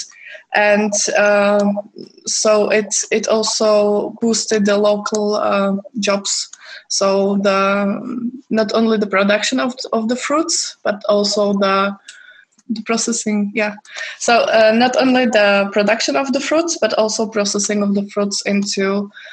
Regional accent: Czechia; I'm from Czech Republic

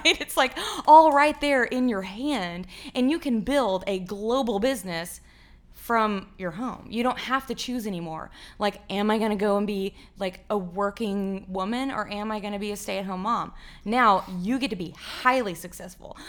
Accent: Fort Worth, Texas, United States; I grew up in Far Worth, Texas

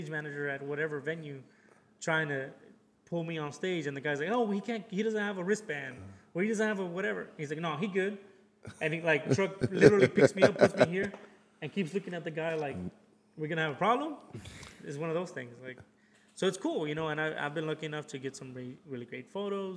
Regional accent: Houston, Texas, United States; born or raised there; also born or lived in Matamoros, Tamaulipas, Mexico

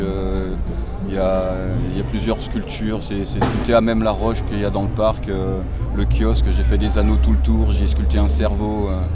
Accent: Nantes, Pays de la Loire, France; now in Ancenis, France; Je suis né à Nantes en 69 et j'ai grandi à Nantes, j'ai jamais quitté Nantes vraiment

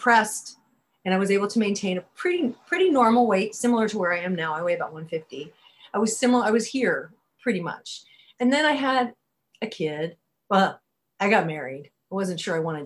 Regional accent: Berkeley, California, United States; I grew up in Berkeley and I grew up in a bookstore

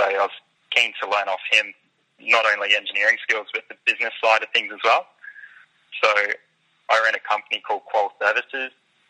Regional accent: Mackay, Queensland, Australia; also born or lived in Gold Coast, Queensland / Melbourne; I grew up in Mackay in North Queensland, and when I was around 14, my parents moved to the Gold Coast

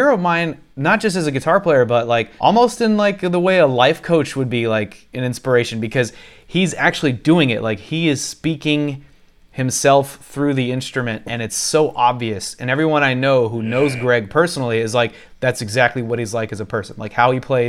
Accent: Houston, Texas, United States; moved away; I grew up in Houston, Texas.

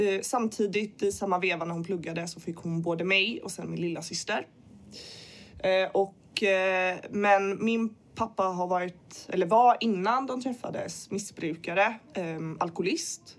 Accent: Gothenburg, Västra Götaland, Sweden; jag är född i Göteborg.

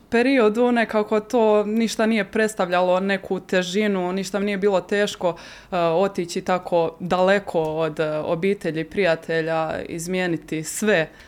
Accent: Croatia; moved away; Da, ja sam e, evo iz Hrvatske prvo otišla, e, moja prva, moje prvo iskustvo vani bilo je e, u Italiji Vicenci

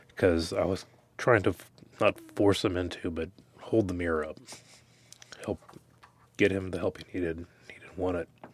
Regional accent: Dickinson, United States; growing up in Dickinson

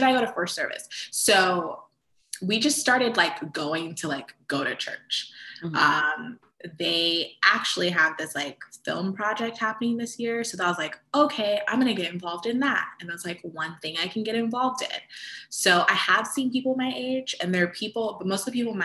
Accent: Central Florida, United States; also born or lived in Fort Lauderdale, Florida; almost everyone that I grew up with in Central Florida

